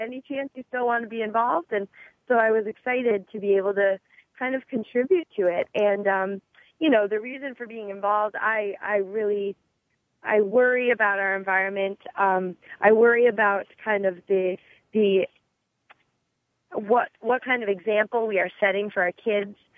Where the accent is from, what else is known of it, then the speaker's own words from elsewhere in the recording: Midwest, United States; moved away; I actually grew up in the Midwest